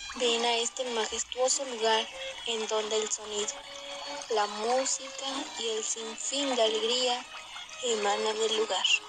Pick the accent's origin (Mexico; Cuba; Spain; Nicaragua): Mexico; La Cruz; now in Puebla, Mexico; Soy originaria de La Cruz. Tengo 15 años y resido en el estado de Puebla.